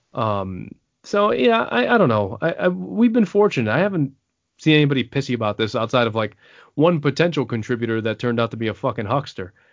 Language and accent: English; New York City, New York, United States; also born or lived in San Antonio, Texas; I was born out of the Air Force Base in San Antonio. I was raised in the Bronx. I'm New Yorican